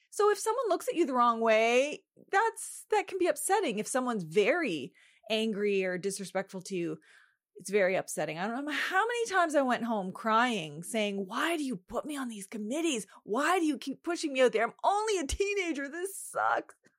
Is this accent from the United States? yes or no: no; home reserve Eel River Bar First Nation, the Maritimes, Canada; I am from the Sovereign Mi'kmaq Nation, an unceded Mi'kma'gi, which most people know as the Maritimes